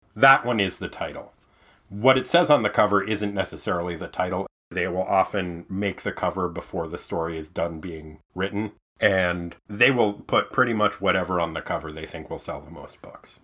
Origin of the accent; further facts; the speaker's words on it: Maine, United States; accent: Maine; my default accent, which is Maine